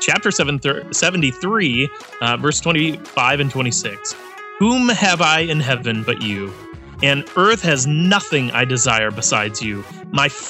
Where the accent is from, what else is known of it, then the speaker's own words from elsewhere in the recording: Michigan, United States; moved away; also born or lived in Arkansas; growing up in Michigan